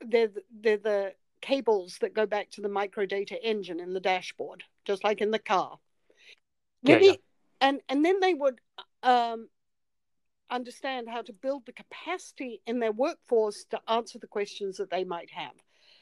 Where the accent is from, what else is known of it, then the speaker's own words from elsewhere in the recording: New Zealand; I'm from New Zealand.